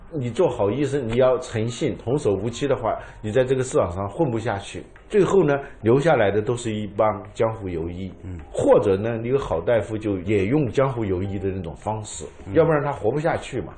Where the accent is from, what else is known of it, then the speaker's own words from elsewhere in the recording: China; 我们中国人对历史是很有兴趣，因为我们历史悠久嘛